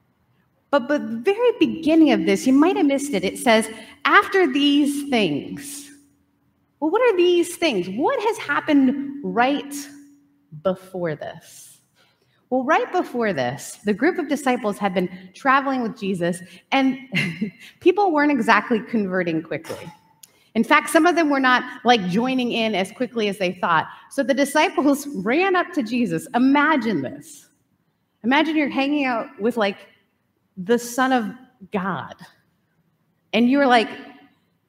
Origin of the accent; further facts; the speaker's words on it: Canada; also born or lived in Southern United States; now in California, United States; grew up in Canada, moved to the South, then moved to California.